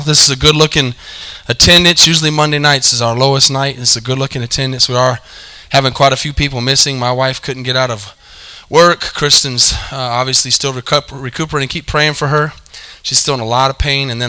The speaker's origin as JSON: {"language": "English", "region": "New Mexico", "country": "United States", "moved": "yes", "lives_now": "Texas, United States", "said": "He's also from the same state I'm from. We're both New Mexicans"}